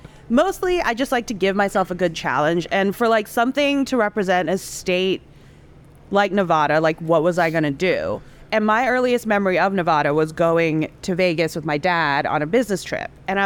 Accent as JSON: {"language": "English", "country": "Indonesia", "tie": "born or raised there", "also_born_or_lived": "Singapore / Hong Kong", "moved": "as an adult", "lives_now": "United States", "said": "I was born in Singapore and I grew up in Indonesia and Hong Kong. And then I eventually moved over to the States when I was 18 for college in Savannah, Georgia."}